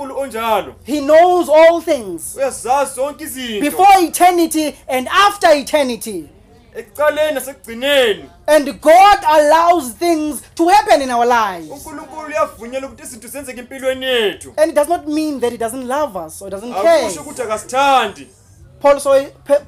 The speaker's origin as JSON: {"language": "English", "town": "Soweto", "region": "Gauteng", "country": "South Africa", "said": "I'm from Soweto at Chawelo"}